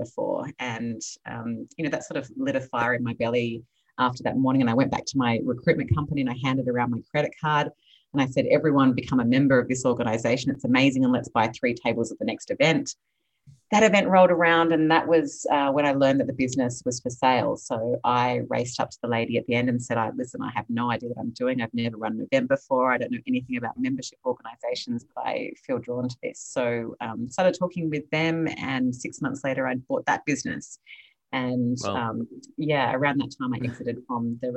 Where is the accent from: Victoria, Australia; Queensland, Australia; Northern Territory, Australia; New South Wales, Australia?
New South Wales, Australia; Sydney; moved away as an adult; now in Los Angeles, United States; I am Australian, originally born and raised in Sydney, Australia. I now live in California